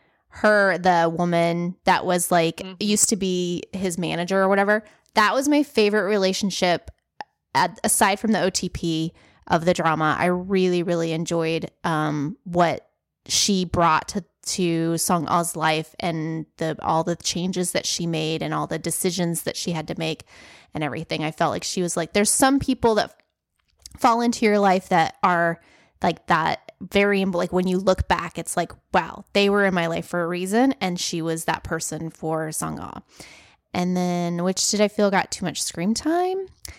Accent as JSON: {"language": "English", "region": "South Dakota", "country": "United States", "tie": "born there", "also_born_or_lived": "South", "said": "I lived in the South for a long time. I was born in South Dakota."}